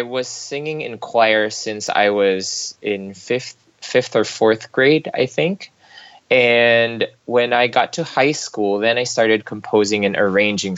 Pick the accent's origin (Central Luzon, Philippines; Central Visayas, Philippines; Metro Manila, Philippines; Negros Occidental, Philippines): Metro Manila, Philippines; Manila; now in Los Angeles, United States; I'm third generation Chinese, born and raised in Manila